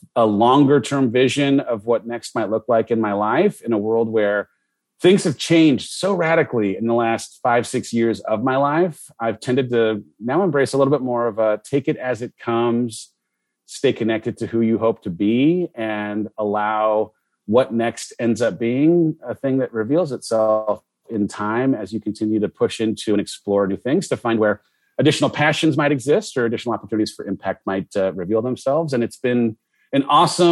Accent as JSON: {"language": "English", "region": "Southern California", "country": "United States", "tie": "born or raised there", "said": "I grew up in Southern California"}